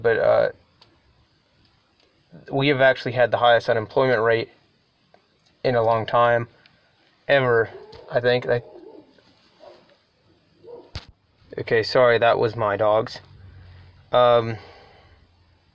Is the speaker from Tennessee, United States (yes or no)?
no; North Carolina, United States; I am from North Carolina